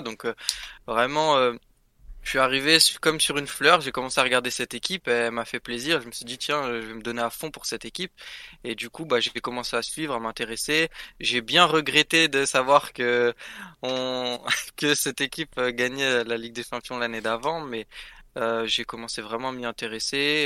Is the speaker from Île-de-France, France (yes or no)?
yes; Paris, Île-de-France, France; je suis parisien en soi